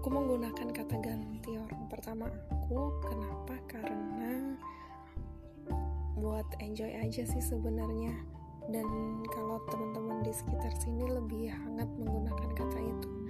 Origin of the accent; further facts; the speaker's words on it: Kebumen, Central Java, Indonesia; now in Surabaya, Indonesia; aku asli dari Kebumen kebetulan dari kuliah sampai sekarang di Surabaya